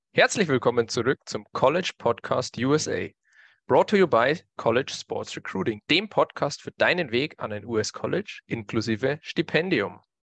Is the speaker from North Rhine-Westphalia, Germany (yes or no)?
no; Bavaria, Germany; bei uns in Bayern